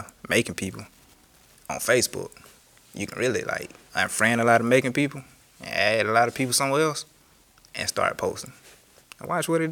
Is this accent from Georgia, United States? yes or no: yes; Macon, Georgia, United States; I am from Macon, Georgia